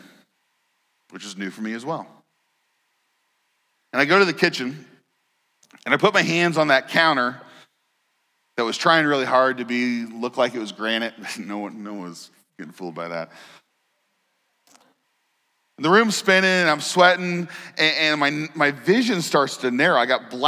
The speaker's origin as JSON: {"language": "English", "region": "Indiana", "country": "United States", "tie": "born or raised there", "moved": "yes", "said": "I grew up in Indiana"}